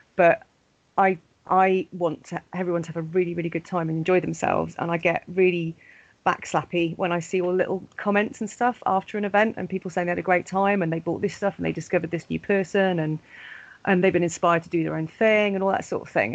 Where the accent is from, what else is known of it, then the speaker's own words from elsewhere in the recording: Pontypridd, Wales, United Kingdom; Pontypridd a few years ago as well, which is my hometown